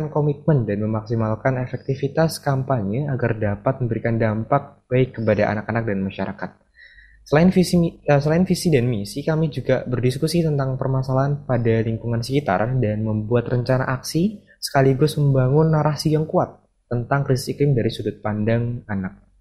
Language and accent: Indonesian; Yogyakarta, Special Region of Yogyakarta, Indonesia; karena saya sendiri berasal dari Yogyakarta